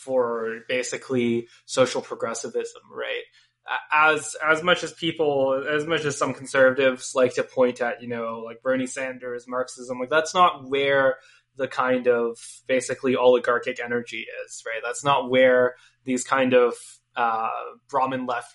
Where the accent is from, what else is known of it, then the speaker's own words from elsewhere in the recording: Toronto, Ontario, Canada; I grew up mostly in Toronto